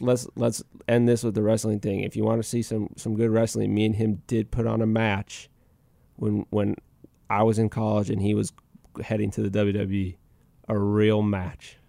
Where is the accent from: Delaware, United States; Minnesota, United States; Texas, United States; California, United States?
Minnesota, United States; moved away as an adult; I was back in Minnesota because that's my hometown